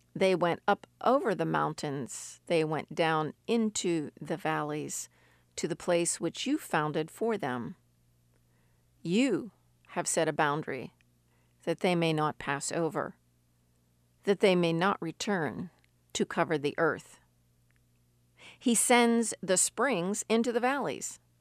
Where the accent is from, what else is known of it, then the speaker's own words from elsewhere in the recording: West Virginia, United States; We in West Virginia